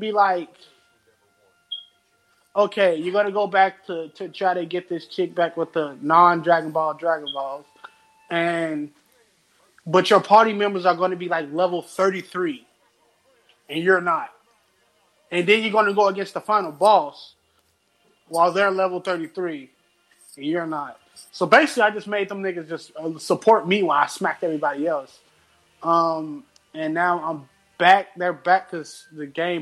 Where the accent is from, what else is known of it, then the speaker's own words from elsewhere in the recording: United States; I'm American